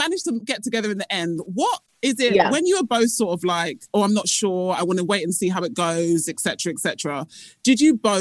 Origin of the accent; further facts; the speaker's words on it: United Kingdom; accent: British; when we go to America as British people and with a British accent